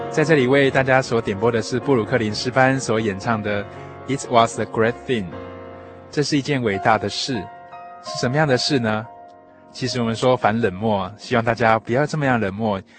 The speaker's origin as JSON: {"language": "Chinese", "country": "Taiwan", "said": "这些都可能是我们台湾人原本没有想到的"}